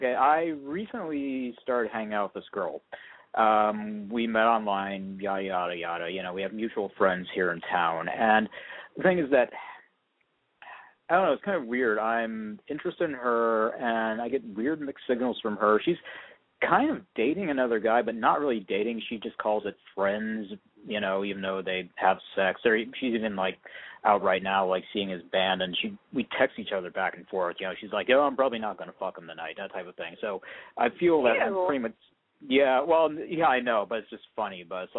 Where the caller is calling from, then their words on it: Portland, Oregon, United States; I'm in Portland, Oregon, and I'm 42 years old.